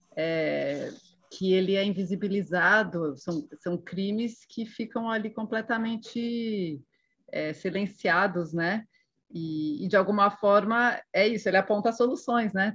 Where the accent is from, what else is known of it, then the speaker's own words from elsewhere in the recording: Brazil; eu como brasileira